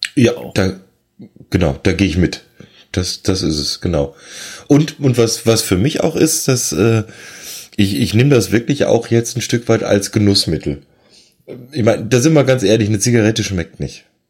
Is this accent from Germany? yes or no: yes; Rhineland, Germany